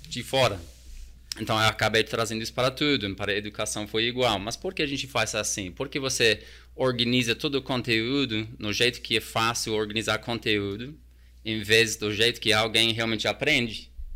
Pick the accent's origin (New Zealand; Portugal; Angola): New Zealand; Portuguese is a second language; moved away as an adult; also born or lived in Tonga / United States / Australia / South Korea; now in Brazil; eu cresci num bairro extremamente multicultural na Nova Zelândia